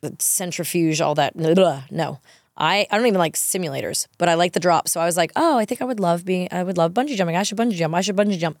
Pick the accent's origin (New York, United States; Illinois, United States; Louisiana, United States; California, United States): New York, United States; moved away as an adult; also born or lived in Los Angeles; I, too, only went to World because I grew up in New York